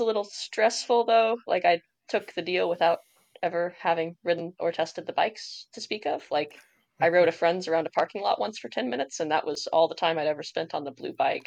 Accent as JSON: {"language": "English", "region": "Indiana", "country": "United States", "said": "I'm from Indiana"}